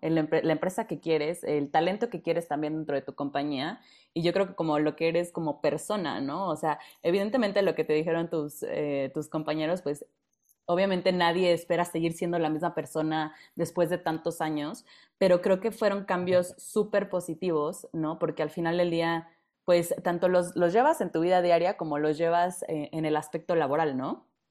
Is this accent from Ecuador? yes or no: no; Mexico; como los mexicanos